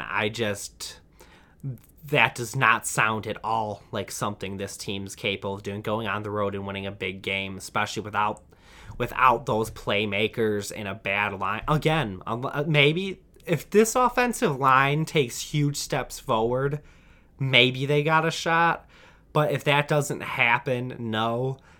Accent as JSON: {"language": "English", "region": "Michigan", "country": "United States", "said": "I'm from Michigan, and unfortunately have grown up rooting for Michigan"}